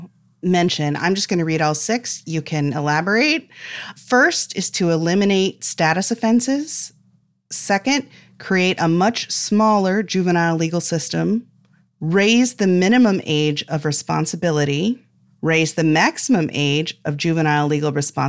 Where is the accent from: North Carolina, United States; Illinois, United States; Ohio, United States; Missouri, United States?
Illinois, United States; I grew up near Champaign-Urbana, Illinois, which is also the home of the, you know, state's biggest public university and a couple hospital systems.